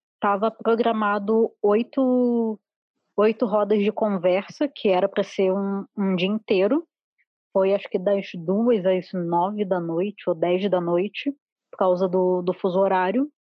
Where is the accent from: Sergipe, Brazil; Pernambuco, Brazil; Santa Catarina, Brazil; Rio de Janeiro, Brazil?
Rio de Janeiro, Brazil; moved away as an adult; now in Porto Alegre, Brazil; eu sou carioca, eu só moro aqui há, há pouco tempo, pouco tempo, tipo seis anos